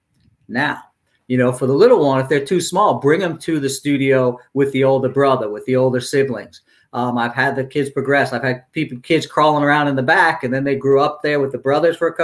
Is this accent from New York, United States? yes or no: yes; New York City, New York, United States; I grew up in Brooklyn